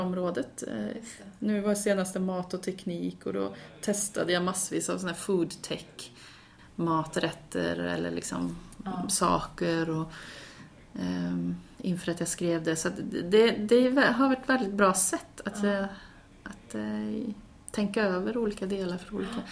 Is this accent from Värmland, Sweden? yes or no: yes; Karlstad, Värmland, Sweden; moved away as an adult; also born or lived in Gothenburg; när jag bodde hemma i Karlstad